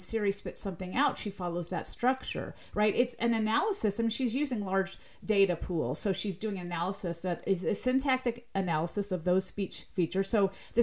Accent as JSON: {"language": "English", "region": "Southern US", "country": "United States", "accent": "slight Southern", "said": "my slight Southern accent"}